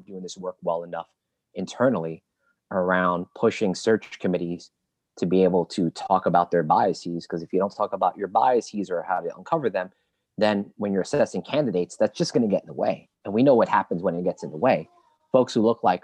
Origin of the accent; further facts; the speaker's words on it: New York City, New York, United States; growing up in East Flatbush